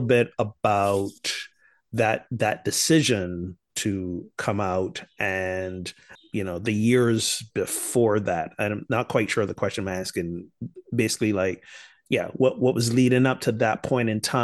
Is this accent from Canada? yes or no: no; Barbados; Growing up in Barbados